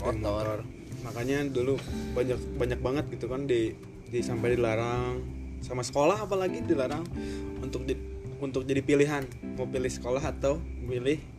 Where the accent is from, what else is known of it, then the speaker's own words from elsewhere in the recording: Cimahi, West Java, Indonesia; kebetulan kita orang Cimahi ya, guys.